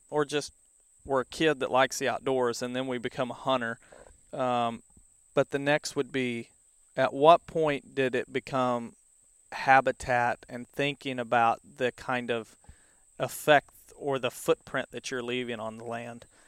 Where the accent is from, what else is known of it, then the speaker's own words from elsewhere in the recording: the Ozarks, United States; I grew up in the Ozarks with the streams, and so there was all kinds of fishing around here